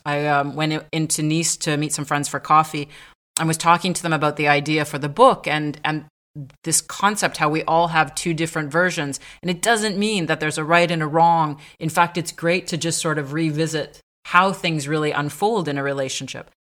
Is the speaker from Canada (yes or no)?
yes; Montreal, Quebec, Canada; moved away as an adult; also born or lived in south of France; now in France; I was born in Montreal